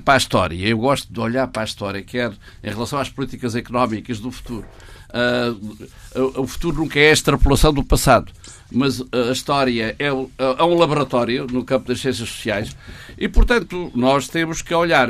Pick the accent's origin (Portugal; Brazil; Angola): Portugal; eu como economista e como português